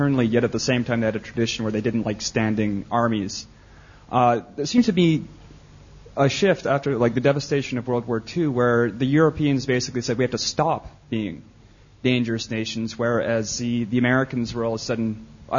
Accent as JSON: {"language": "English", "country": "Canada", "said": "I'm from Canada"}